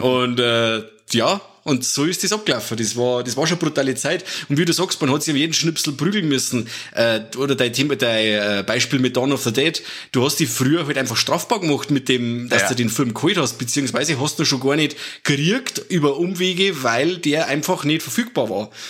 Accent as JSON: {"language": "German", "country": "Germany", "said": "bei uns in Deutschland"}